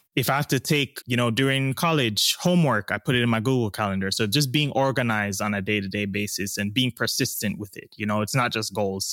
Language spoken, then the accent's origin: English; Jamaica; also born or lived in East Coast, United States; now in Los Angeles, United States; I'm Jamaican